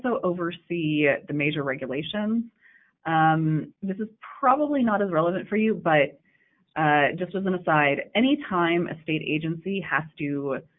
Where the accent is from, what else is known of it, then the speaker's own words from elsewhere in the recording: Davis, California, United States; I am from Davis